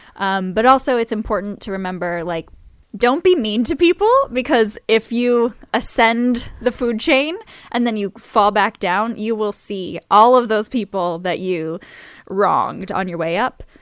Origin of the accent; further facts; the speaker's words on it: New Orleans, Louisiana, United States; I'm from New Orleans